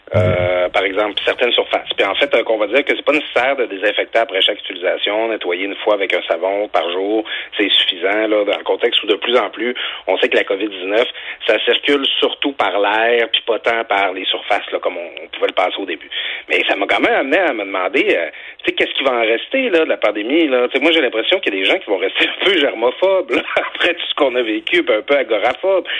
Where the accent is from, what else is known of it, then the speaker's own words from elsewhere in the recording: Quebec, Canada; chez nous, au Saguenay-Saint-Jean